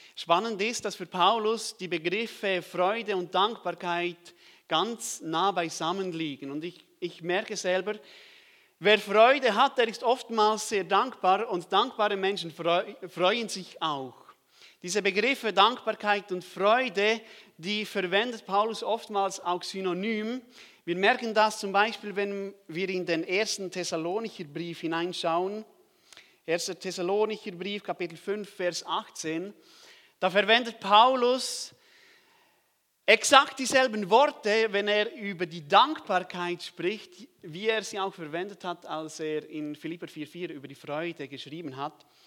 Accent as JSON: {"language": "German", "country": "Switzerland", "said": "ich komme aus der Schweiz"}